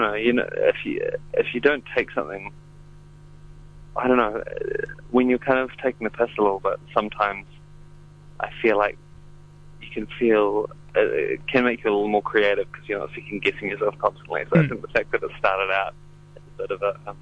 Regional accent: Christchurch, Canterbury, New Zealand; I am a musician from Christchurch.

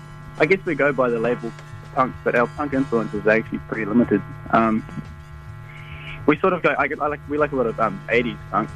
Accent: Huntly, Waikato, New Zealand; also born or lived in Raglan, New Zealand / Hamilton, New Zealand; I'm actually from Huntley.

